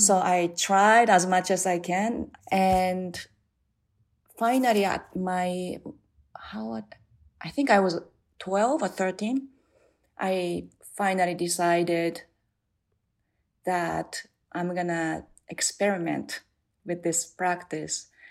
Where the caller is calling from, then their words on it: New Jersey, United States; I'm calling from New Jersey